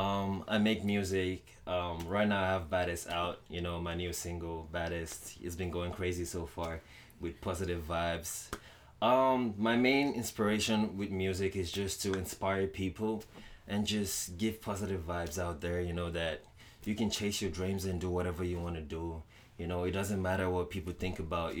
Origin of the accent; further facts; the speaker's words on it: Lagos, Nigeria; also born or lived in Ondo, Nigeria; now in Winnipeg, Canada; I grew up in Nigeria, Lagos. You know, I'm originally from Ondo town, you know, back in Nigeria